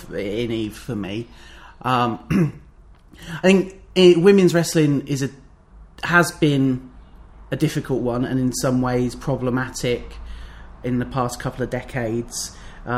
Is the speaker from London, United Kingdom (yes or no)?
no; Northamptonshire, East Midlands, United Kingdom; we're from Northamptonshire